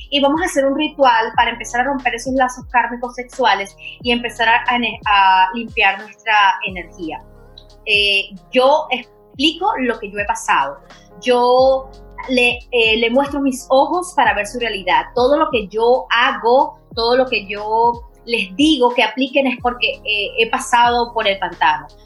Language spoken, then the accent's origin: Spanish; Venezuela; soy una chica venezolana y quiero dejar, que eh, eso sí, yo, soy mucho de, mis raíces